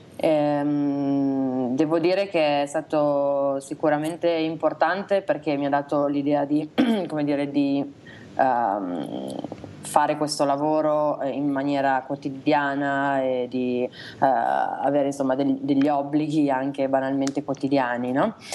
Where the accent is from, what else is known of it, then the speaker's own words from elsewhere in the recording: Reggio Emilia, Emilia-Romagna, Italy; now in Milan, Italy; Siamo, siamo, nati tutti e due a Reggio Emilia